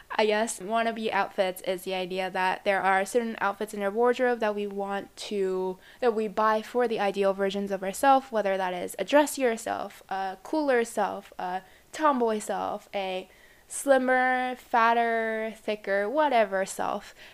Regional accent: Japan; I come from Japan.

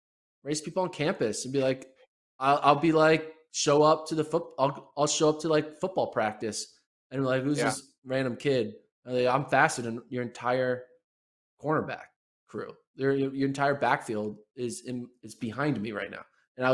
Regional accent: Texas, United States; I'm from Texas. I kind of, when you live in Austin, Texas, you just kind of like the Austin city the most

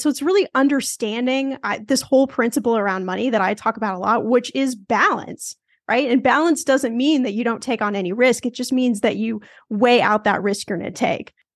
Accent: Los Angeles, California, United States; I'm from Los Angeles

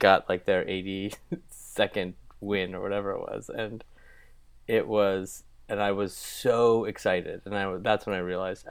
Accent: Bellevue, Washington, United States; moved away as an adult; also born or lived in Lake Stevens, Washington / Issaquah, Washington / East Coast; now in Los Angeles, United States; I grew up in Lake Stevens, and basically grew up in Bellevue, Issaquah.

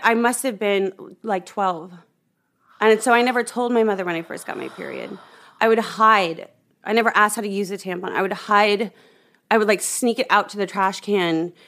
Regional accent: Omaha, Nebraska, United States; I grew up in Omaha, Nebraska

